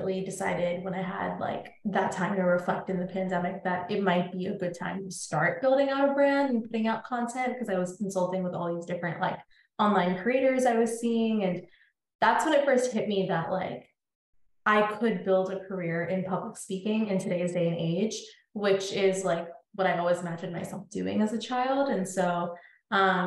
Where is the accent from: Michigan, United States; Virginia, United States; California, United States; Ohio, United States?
Virginia, United States; Northern; also born or lived in India; I grew up in Northern Virginia, born in India, grew up in Northern Virginia, moved here when I was like 3 years old